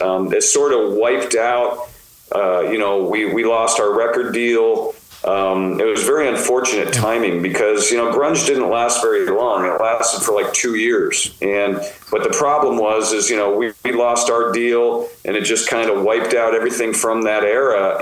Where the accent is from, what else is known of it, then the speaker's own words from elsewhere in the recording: United States; we come from the United States